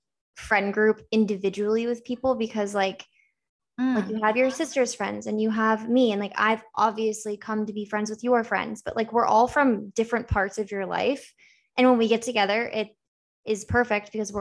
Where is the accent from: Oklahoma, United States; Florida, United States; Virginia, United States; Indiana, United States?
Florida, United States; Naples; We're both from Naples